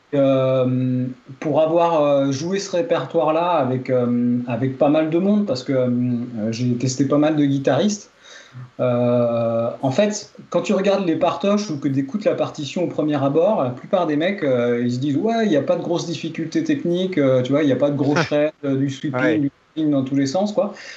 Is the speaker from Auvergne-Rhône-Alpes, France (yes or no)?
yes; Drôme, Auvergne-Rhône-Alpes, France; Puisque je suis originaire de la Drôme, c'est là que j'habite